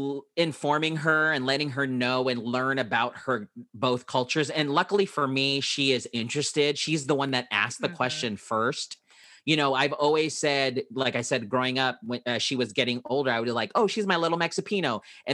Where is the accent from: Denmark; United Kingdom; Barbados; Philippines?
Philippines; my wife is Hispanic, Mexican, and I am Filipino